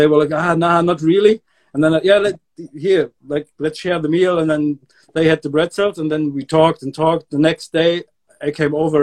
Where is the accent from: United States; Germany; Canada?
Germany; also born or lived in Hamburg, Germany; I moved back to my hometown